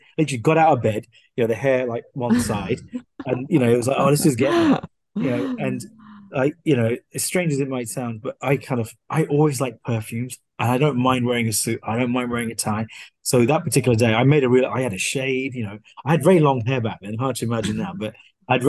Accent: Slough, South East England, United Kingdom; moved away as an adult; also born or lived in Bedfont, London; now in Singapore; I was born in Slough, raised there until I was about 12.

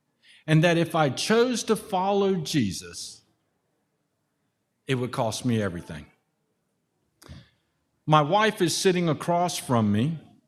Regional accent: Germany; born there; I was born in Germany. My dad was military. My mom's German.

